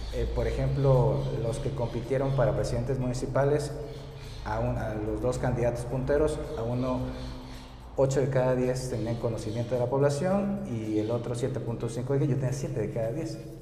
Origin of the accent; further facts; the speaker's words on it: Oaxaca, Mexico; soy de aquí de Oaxaca, de aquí de la, capital oaxaqueña, estudié ciencias